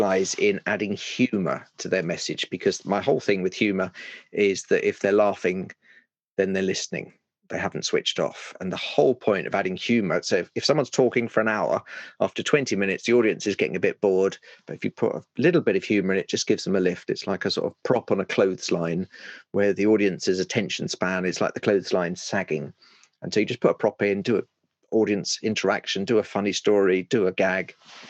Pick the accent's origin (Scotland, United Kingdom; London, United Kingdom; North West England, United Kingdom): London, United Kingdom; Well, no, because I grew up in East London. I just don't sound like a Cockney because my mum was a primary school teacher